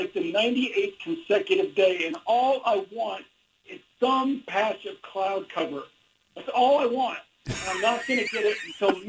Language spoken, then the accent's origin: English; Midwest, United States; I know seasonal mood disorder is a real thing because I grew up in the Midwest, and I know about those winters